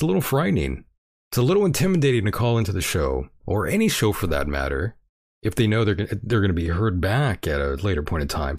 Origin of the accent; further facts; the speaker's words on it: Canada; I'm Canadian.